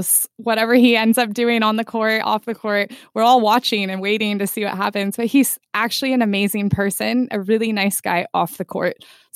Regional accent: Manhattan Beach, California, United States; I grew up in Manhattan Beach, California

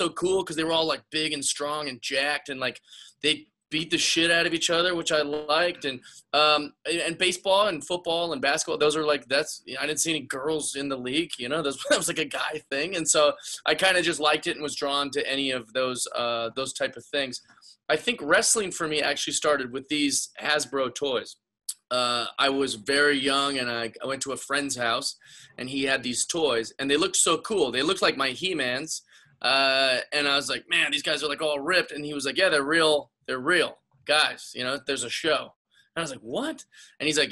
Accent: Seattle, Washington, United States; I grew up in Seattle, Washington

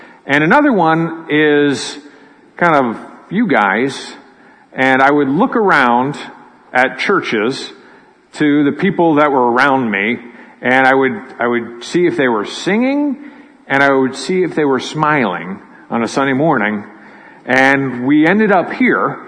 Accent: Pittsburgh, Pennsylvania, United States; moved away as an adult; also born or lived in California / Philadelphia; I grew up in Pittsburgh

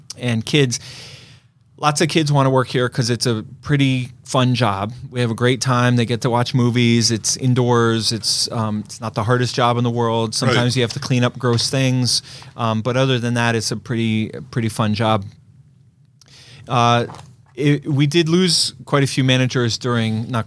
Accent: New York City, New York, United States; I grew up in Brooklyn in the 70s

